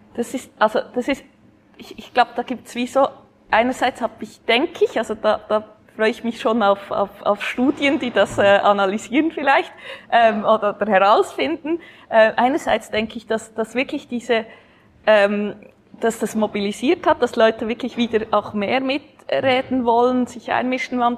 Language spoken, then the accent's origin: German; Switzerland; unserer Schweizer Demokratie